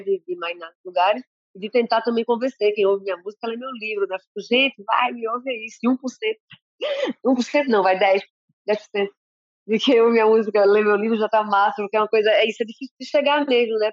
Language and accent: Portuguese; Recife, Pernambuco, Brazil; also born or lived in Salvador, Bahia; os sete anos que eu fui para Recife